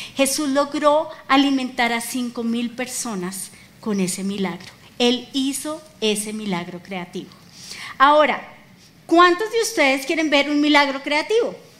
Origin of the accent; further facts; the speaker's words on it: Colombia; como colombianos